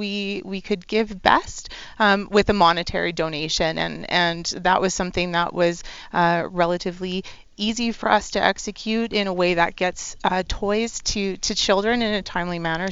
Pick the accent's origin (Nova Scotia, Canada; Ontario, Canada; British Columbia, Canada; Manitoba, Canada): Nova Scotia, Canada; also born or lived in Alberta; now in Edmonton, Canada; I'm originally from Nova Scotia, but I am a saltwater Albertan.